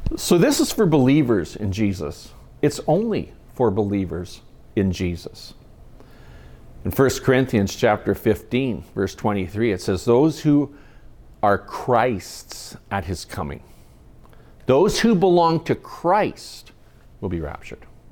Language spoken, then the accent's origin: English; Kamloops, British Columbia, Canada; my hometown, Kamloops